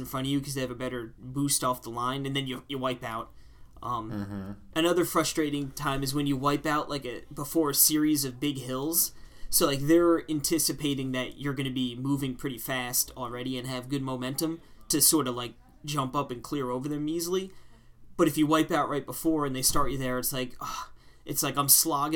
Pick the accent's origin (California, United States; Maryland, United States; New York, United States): New York, United States; Long Island; my hometown. They have a Long Island course